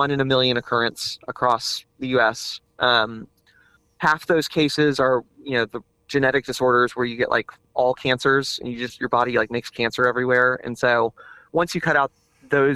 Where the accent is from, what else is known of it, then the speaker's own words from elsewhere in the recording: Houston, Texas, United States; also born or lived in Monahans, Texas; I grew up in Houston, Texas, because my dad was an attorney there